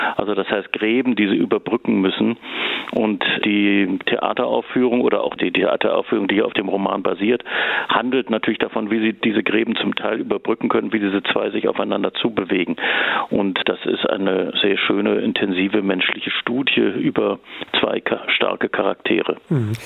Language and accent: German; Hamburg, Germany; also born or lived in Zurich, Switzerland; now in Freiburg, Germany; Also ich komme eigentlich ja ursprünglich aus Hamburg, habe aber auch viele Jahre in der Schweiz und in Zürich gelebt